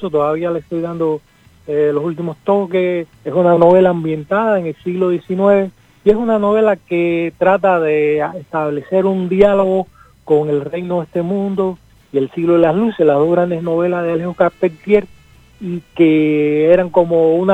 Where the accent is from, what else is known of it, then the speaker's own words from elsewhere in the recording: Cuba; now in Argentina; A, mí, que soy cubano, pero que me enorgullezco de vivir en Argentina también